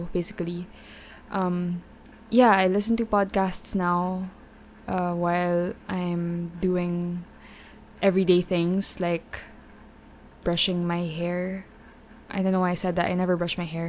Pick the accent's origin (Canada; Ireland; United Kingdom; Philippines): Philippines; I'm from the Philippines